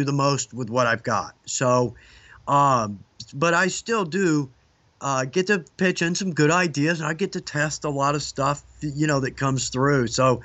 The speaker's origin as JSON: {"language": "English", "town": "Atlanta", "region": "Georgia", "country": "United States", "tie": "born or raised there", "accent": "southern", "said": "I was born in Atlanta, moved back here"}